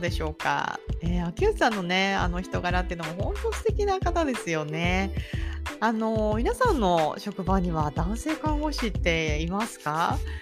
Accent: Japan; now in Florida, United States; 私は日本人だよ

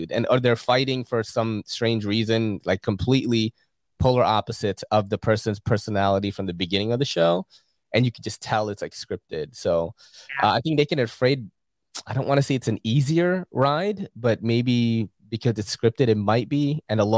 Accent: Philippines; you know, because in the Philippines, um, growing up in the Philippines in the '80s when a movie is out, you're all watching it

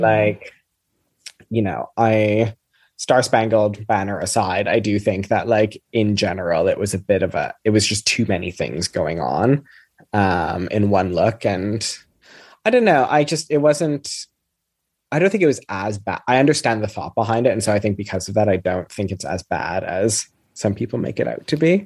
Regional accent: Canada; moved away as an adult; now in United Kingdom; I'm from Canada originally, so I grew up with the Queen being on all of our money

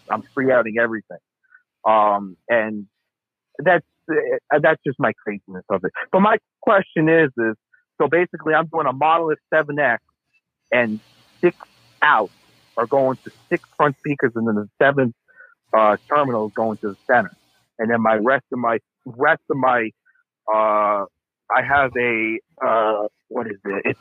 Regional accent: Long Island, New York, United States; I'm from Long Island, New York. Um, I I'm actually 21 years old

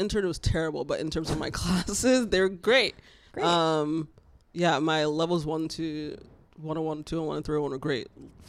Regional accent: Fort Lauderdale, Florida, United States; moved away as an adult; So when I moved here, I used to work at the Olive Garden in Florida. That's where I'm from.

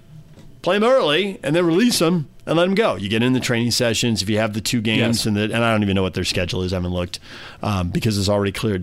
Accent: California, United States; moved away as an adult; now in Utah, United States; I'm from California

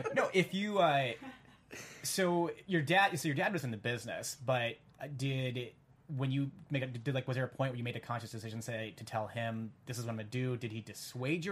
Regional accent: Lincoln, Nebraska, United States; I'm from Lincoln, Nebraska, so that place is 99.9 percent white

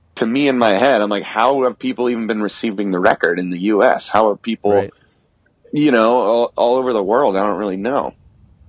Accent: United States; as an American band

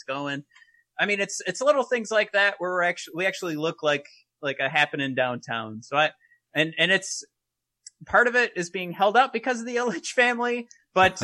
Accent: Detroit, Michigan, United States; I grew up in Detroit

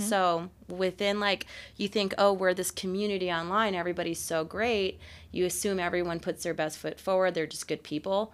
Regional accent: Oscoda, Michigan, United States; now in Utah, United States; I was actually born in Michigan in the U P

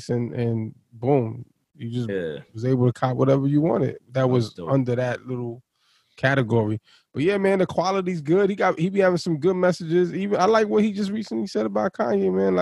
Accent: New York City, New York, United States; I'm from Brooklyn, too

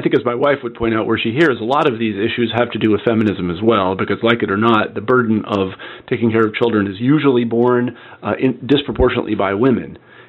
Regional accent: Midwest, United States; I know that I was brought up in the Midwest and I was a jock and all these other things.

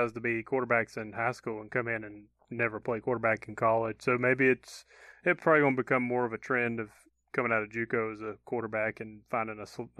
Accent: Georgia, United States; accent: southern; Well, sometimes my real southern accent kicks in because I'm, you know, from central Georgia.

